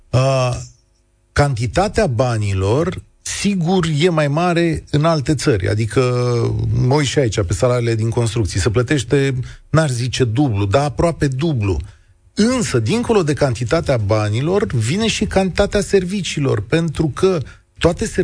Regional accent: Romania; now in England; Deci la ce mi-am permis eu ca român în Anglia, aș zice că am stat extraordinar.

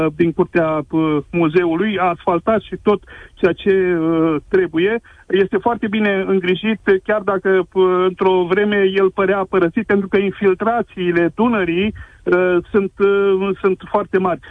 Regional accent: Drobeta-Turnu Severin, Mehedinți County, Romania; sunt din Drobeta Turnul Severin

